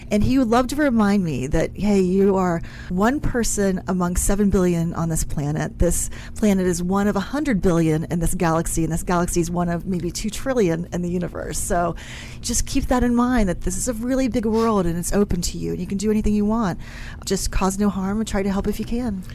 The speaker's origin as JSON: {"language": "English", "region": "West Virginia", "country": "United States", "tie": "born or raised there", "moved": "yes", "said": "I'm originally from West Virginia, so over the hills and through the valley in a very small little town"}